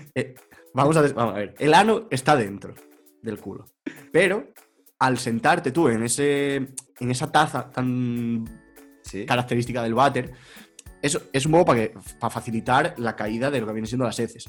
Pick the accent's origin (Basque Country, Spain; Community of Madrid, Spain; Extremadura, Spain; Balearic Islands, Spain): Extremadura, Spain; yo sigo aberronchado, aferrado a, mi tierra, a mi cobijo, a mi madriguera